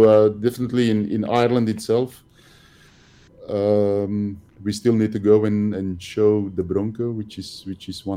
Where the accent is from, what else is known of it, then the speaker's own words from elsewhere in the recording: Antwerp area, Flanders, Belgium; also born or lived in Kortrijk-Wevelgem; I'm not from the area, I'm from the Antwerp area, which is, mm-hmm. it's an hour away from Kortrijk.